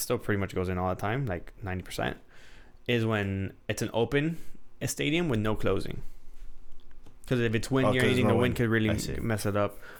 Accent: Miami, Florida, United States; We're from Miami.

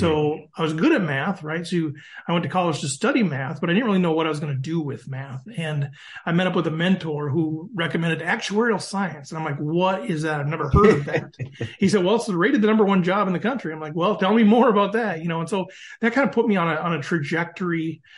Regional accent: East Central Minnesota, United States; also born or lived in Dalbo, Minnesota; I'm from East Central Minnesota. So if you know the Twin Cities of Minneapolis, St. Paul, but an hour north of there. My wife and I are both like fifth generation

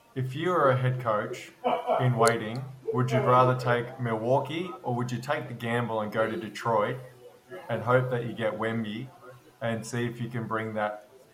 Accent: Australia; We're Australian

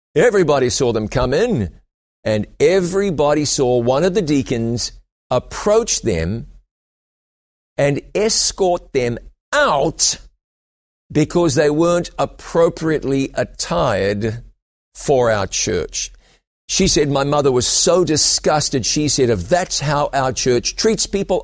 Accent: New Zealand; also born or lived in London, England; I went back to my home country of New Zealand

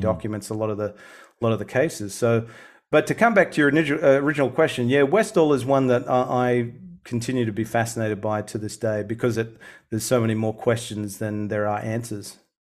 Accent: Sydney, New South Wales, Australia; moved away as an adult; now in Melbourne, Australia; I was born and raised in Sydney

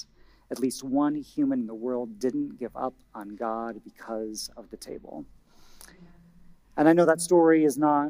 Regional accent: Indiana, United States; moved away; my home state, Indiana

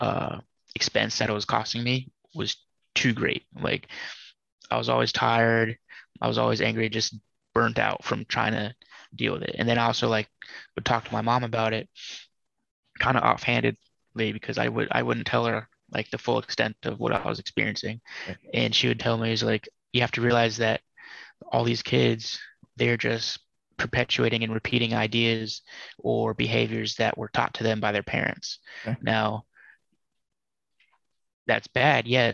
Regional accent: Massachusetts, United States; moved away as an adult; leave the state I was born in Massachusetts

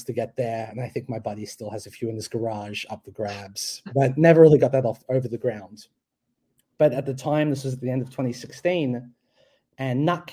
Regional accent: Australia; moved away as an adult; also born or lived in Hong Kong / France / London; I grew up in Australia for the first 18 years of my life

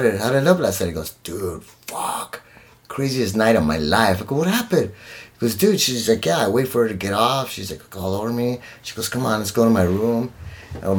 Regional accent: El Paso, Texas, United States; also born or lived in Ciudad Juárez, Mexico; Juarez, which is where I grew up out in El Paso

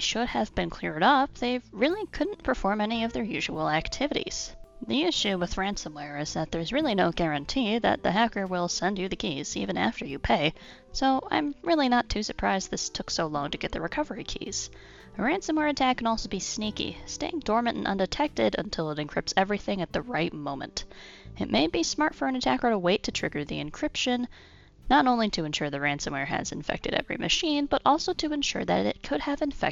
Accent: Illinois, United States; my home state of Illinois

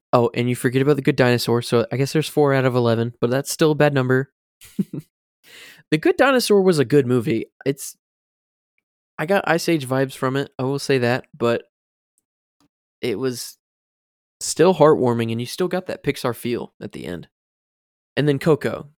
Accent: Florida, United States; growing up in Florida, you have to learn a little bit of Spanish

